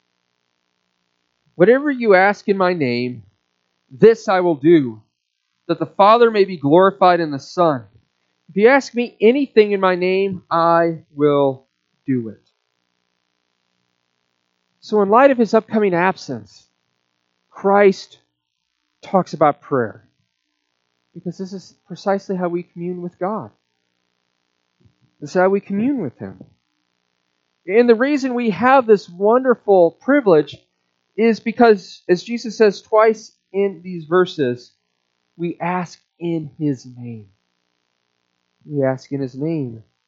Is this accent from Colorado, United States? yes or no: no; Omaha, Nebraska, United States; moved away; in Omaha when I lived there. That was my hometown. Grew up there